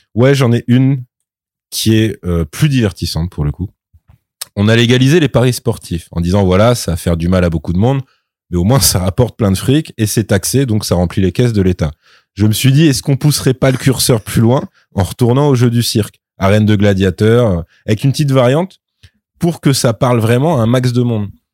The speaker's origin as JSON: {"language": "French", "country": "France", "said": "en tant que Français"}